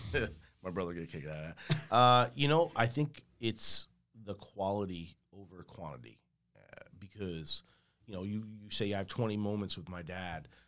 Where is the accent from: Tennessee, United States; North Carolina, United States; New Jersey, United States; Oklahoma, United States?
New Jersey, United States; Port Reading; also born or lived in Elizabeth, New Jersey; I grew up in Port Reading.